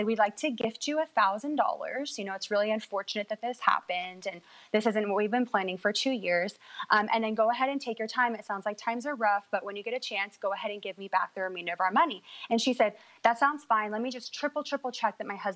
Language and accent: English; Washington, United States; now in California, United States; we're both born and raised in Washington, but we live in California